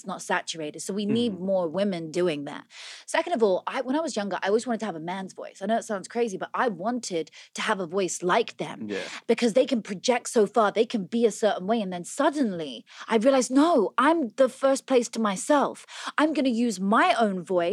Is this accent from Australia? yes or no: no; Oxfordshire, South East England, United Kingdom; moved away as an adult; also born or lived in London; now in United States; In Oxfordshire. I was a country girl, born on a farm, raised there.